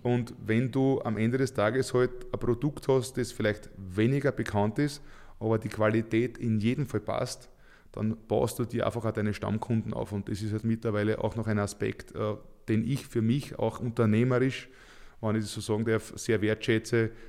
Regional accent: Leitzersdorf, Lower Austria, Austria; in meinem Heimatort in Leitzersdorf

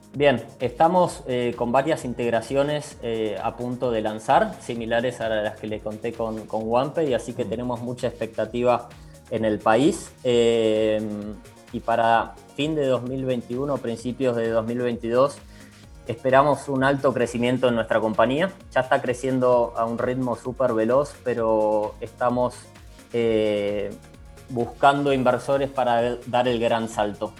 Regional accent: Argentina; moved away as an adult; now in Chile; argentino, reciente residente

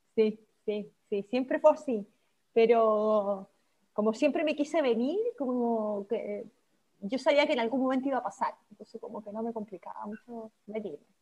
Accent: San Javier, Maule, Chile; moved away as an adult; also born or lived in Santiago, Chile; now in Vienna, Austria; yo soy de San Javier, como a tres horas de Santiago, pero estudié y hice todo en Santiago, entonces al final viví mucho tiempo en Santiago

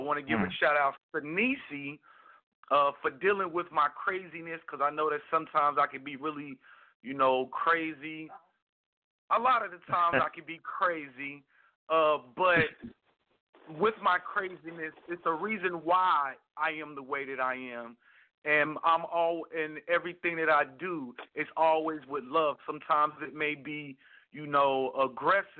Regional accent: Kansas City, Missouri, United States; My hometown, Kansas City, Missouri

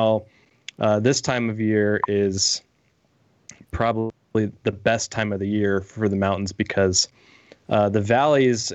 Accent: just outside of Las Vegas, Nevada, United States; now in Utah, United States; I grew up just outside of Las Vegas

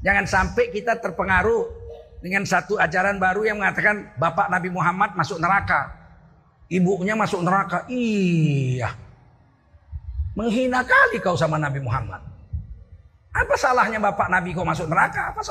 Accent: Indonesia; Orang Melayu juga menyebut pamannya itu ayah. Saya orang Melayu. Kami kalau memanggil saudara bapak kami, ayah.

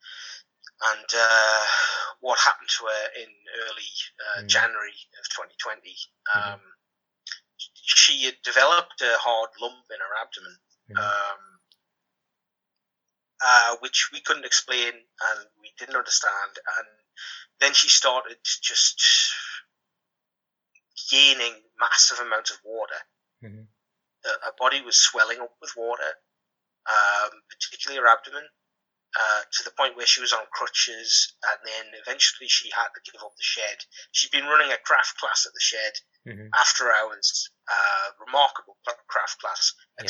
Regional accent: Durham Coalfield villages, North East England, United Kingdom; We're both from Durham Coalfield villages

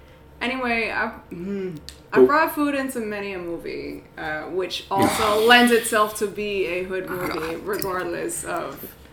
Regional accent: New York, United States; I'm from New York.

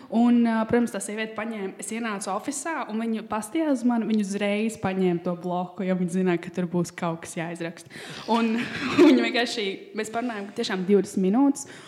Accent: Latvia; mēs esam latvieši

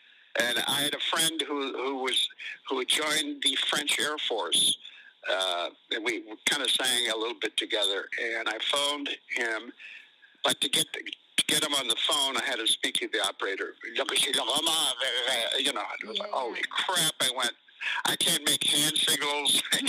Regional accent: Ireland; now in United States; Then I went to Ireland and went to my hometown, and I spent about a month there. Lived in a barn, and then came back to the States.

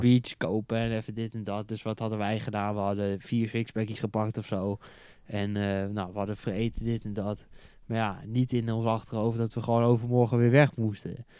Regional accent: Netherlands; als Nederlander

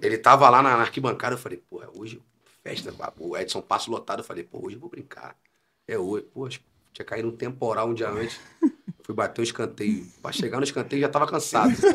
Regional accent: São Gonçalo, Rio de Janeiro, Brazil; born or raised there; also born or lived in Niterói

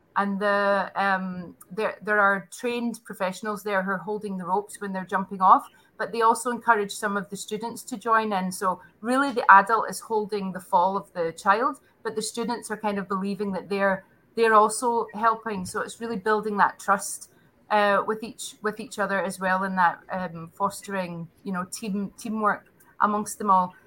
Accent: Scotland, United Kingdom; moved away as an adult; also born or lived in Abu Dhabi, United Arab Emirates; now in Prague, Czech Republic; I'm originally from Scotland

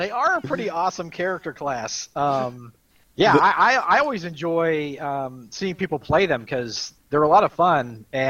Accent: Dayton, Ohio, United States; because he knew I was from Dayton, Ohio.

